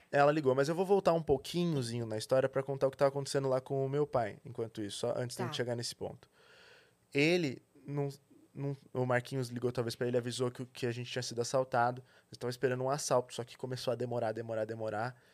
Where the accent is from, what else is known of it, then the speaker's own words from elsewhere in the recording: São Paulo, Brazil; eu nasci em São Paulo, na verdade, né? É, estudei aqui aqui na, numa, na escola Waldorf